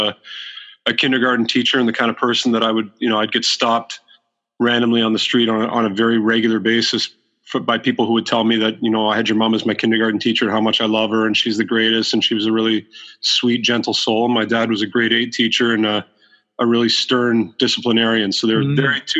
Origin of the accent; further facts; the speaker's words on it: Waterloo, Ontario, Canada; I grew up in in Waterloo, Ontario